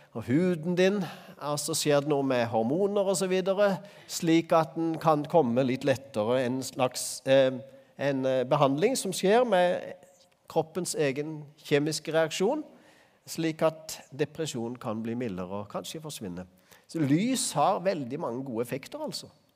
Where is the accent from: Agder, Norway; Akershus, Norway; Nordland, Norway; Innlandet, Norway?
Agder, Norway; Øvrebø; Øvrebø, der jeg vokste opp